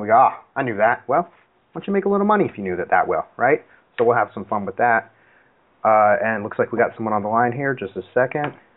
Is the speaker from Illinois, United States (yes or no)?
no; Seattle, Washington, United States; I'm from Seattle.